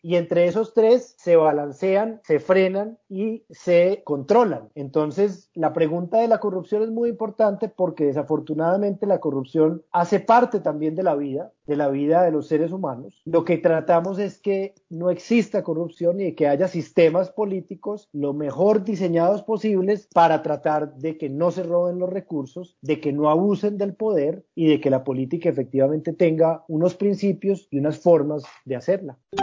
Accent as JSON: {"language": "Spanish", "town": "Medellín", "region": "Antioquia", "country": "Colombia", "tie": "born or raised there", "said": "viví mi niñez y mi adolescencia en la Medellín de los años 80 y 90"}